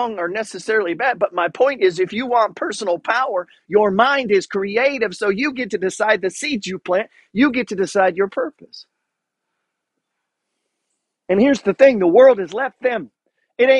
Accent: Juneau, Alaska, United States; grew up in Juneau, Alaska

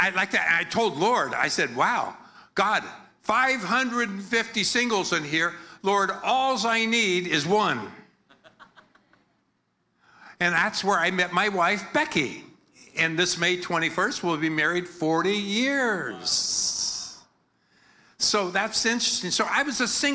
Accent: United States; accent: American; my American accent

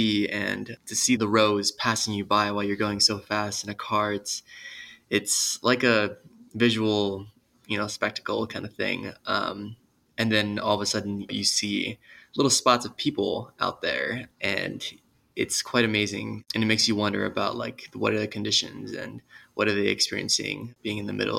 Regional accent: Los Angeles, California, United States; now in Denver, United States; I currently live in Denver, Colorado. I'm originally from Los Angeles, California.

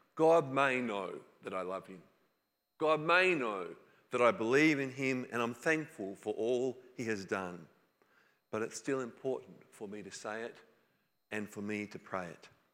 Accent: New South Wales, Australia; I grew up in New South Wales

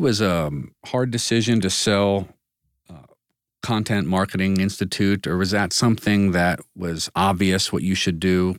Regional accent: United States; we as an American business society

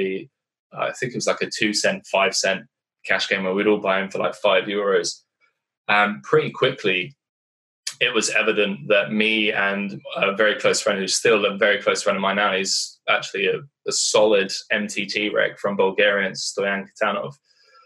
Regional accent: United Kingdom; moved away; also born or lived in Eastern Europe; I'm a British guy in Eastern Europe

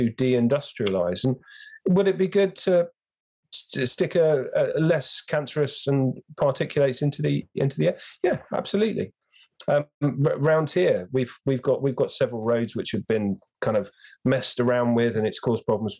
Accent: London, United Kingdom; I grew up in London

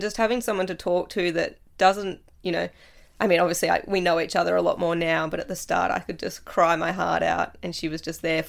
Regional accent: Latrobe, Tasmania, Australia; So I was born in Latrobe, went to school, Moriarty Primary School, to grade 4, did grade 5 and 6 at Wesley Vale because Moriarty

